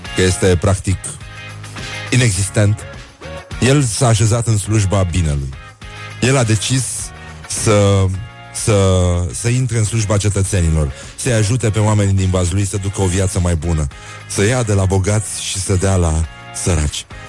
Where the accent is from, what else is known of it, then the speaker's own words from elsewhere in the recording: Moldavia, Romania; accent: Moldavian; vorbesc cu accent moldovenesc la televizor